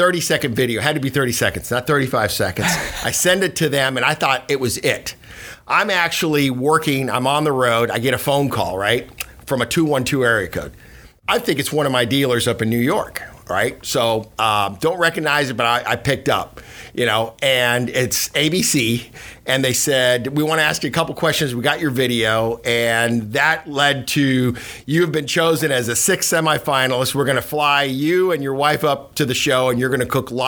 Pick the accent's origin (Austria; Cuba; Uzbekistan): Cuba; now in United States; I was born in Cuba, you know, immigrated here in 68